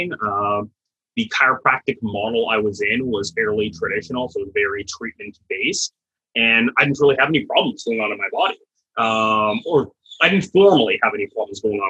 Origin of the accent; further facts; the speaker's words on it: Canada; moved away as an adult; also born or lived in Dallas, Texas, United States; now in Florida, United States; I'm originally Canadian, did my undergrad there